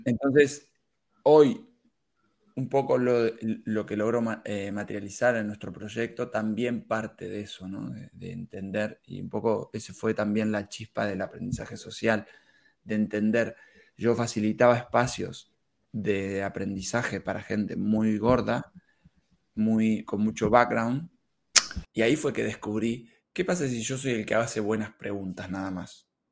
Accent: Argentina; moved away as an adult; now in Barcelona, Spain; soy argentino. Eh, he venido aquí a España hace ya unos cuatro años

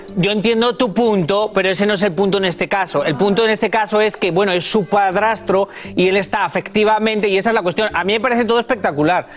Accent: Spain; soy español

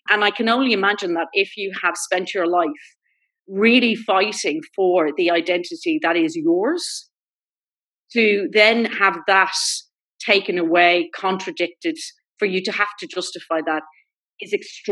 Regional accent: Ireland; My experience as an Irish gay woman

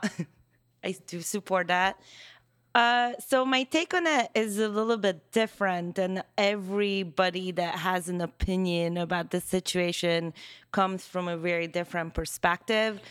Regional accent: Hungary; first language Hungarian; English is a second language; now in United States; Hungarian. Yeah. Yeah, so, which is my first language.

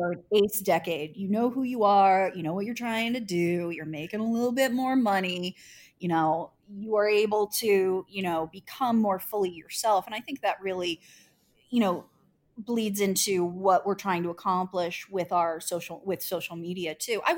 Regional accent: Indianapolis, Indiana, United States; living in Indianapolis and being a Hoosier and working for my hometown newspaper

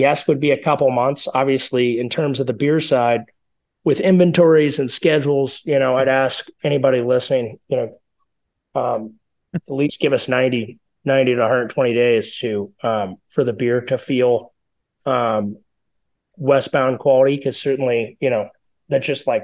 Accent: Colorado, United States; we are from Colorado

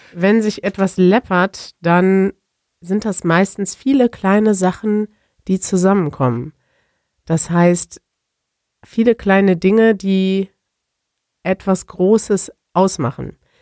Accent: Germany; als Deutscher

